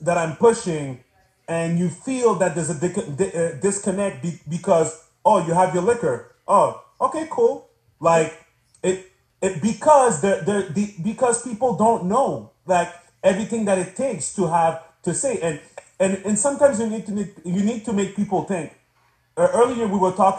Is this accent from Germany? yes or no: no; Canada; also born or lived in Montreal; I'm from Canada, right? So, you know, I'm in Montreal